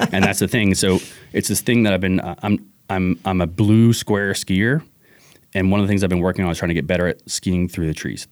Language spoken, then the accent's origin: English; New Orleans, Louisiana, United States; now in Washington, United States; I'm originally from New Orleans